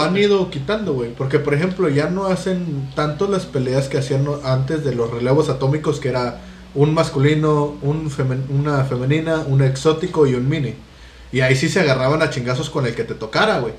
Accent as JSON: {"language": "Spanish", "country": "Mexico", "said": "no estamos libres de la cancelación tampoco como mexicanos"}